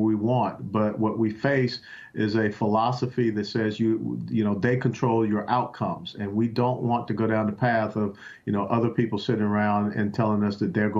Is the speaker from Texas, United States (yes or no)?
no; Atlanta, Georgia, United States; growing up in Atlanta